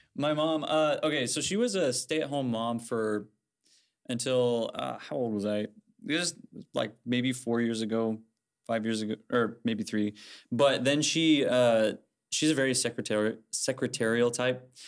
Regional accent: Fort Wayne, Indiana, United States; I'm from Fort Wayne, um, and I, my home church is Broadway Christian

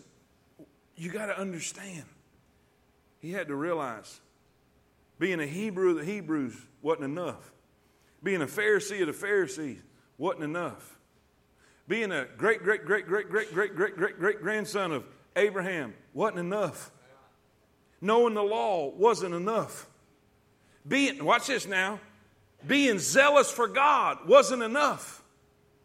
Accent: Alabama, United States; I'm a redneck from Alabama

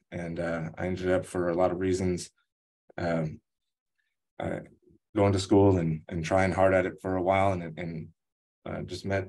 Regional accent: Los Angeles, California, United States; also born or lived in Oregon; I am of Ukrainian, Irish, and Cherokee Apache descent. I was born in Oregon. I grew up in a little kind of Mexican town in Los Angeles.

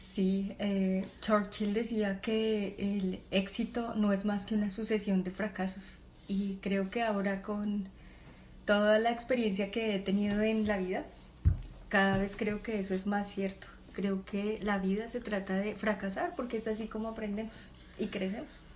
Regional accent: Bogotá, Bogotá Capital District, Colombia; yo nací en Bogotá, en una familia con cuatro hijas

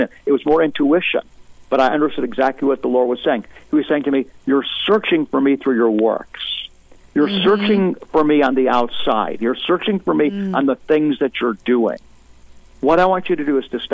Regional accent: United States; as an American

